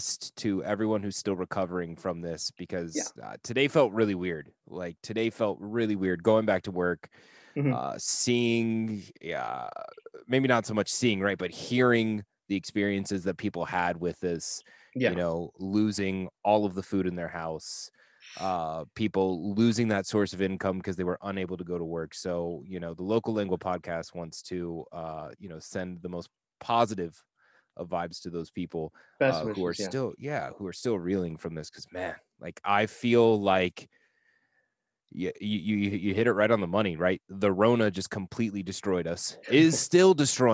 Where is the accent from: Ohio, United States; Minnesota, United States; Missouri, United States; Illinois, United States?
Ohio, United States; now in South Texas, United States; I'm from Ohio.